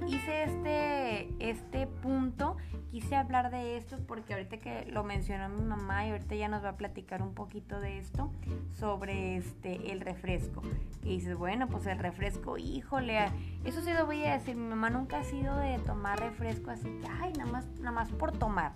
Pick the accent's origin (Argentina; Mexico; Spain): Mexico; Como buenas mexicanas, amamos la tortilla